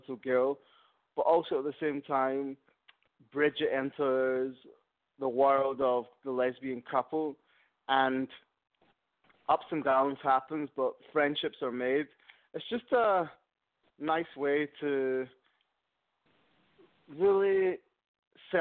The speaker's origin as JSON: {"language": "English", "region": "Scotland", "country": "United Kingdom", "moved": "yes", "said": "I'm from Scotland, so we used to go to France a lot as kids."}